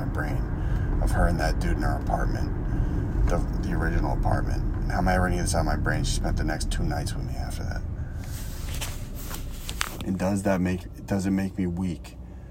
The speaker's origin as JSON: {"language": "English", "town": "Boston", "region": "Massachusetts", "country": "United States", "tie": "born or raised there", "moved": "yes", "said": "a group of people from my hometown"}